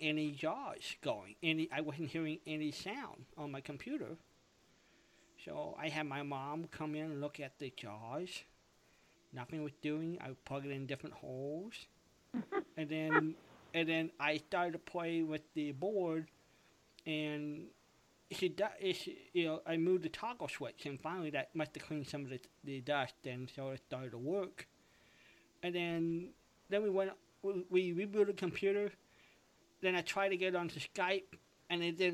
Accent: Costa Mesa, California, United States; my hometown in Costa Mesa, California

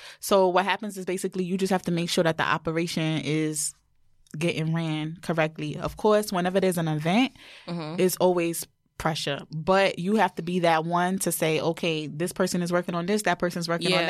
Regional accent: New York, United States; moved away as an adult; also born or lived in Georgia; Because it's my hometown.

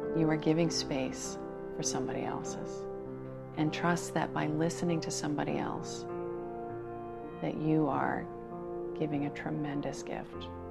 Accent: New York City, New York, United States; now in San Francisco, United States; I'm a Sagittarius from Brooklyn

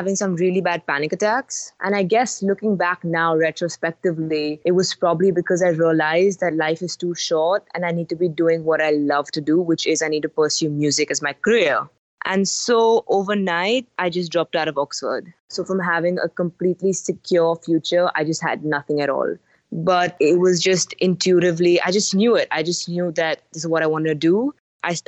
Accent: Mumbai, Maharashtra, India; first language English; I am born and raised in Bombay, which is now called Mumbai.

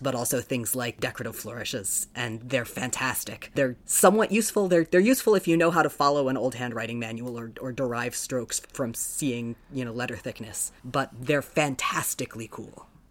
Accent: Sarasota, Florida, United States; also born or lived in South Bend, Indiana; I was born in South Bend. I lived there until um, a little before I turned seven, and then spent the rest of my childhood in Sarasota

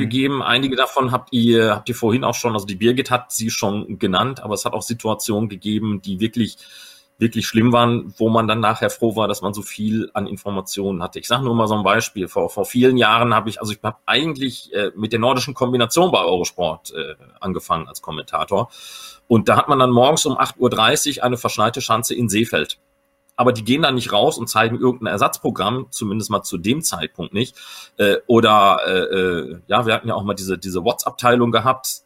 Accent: Recklinghausen, North Rhine-Westphalia, Germany; ich bin auch Westfale

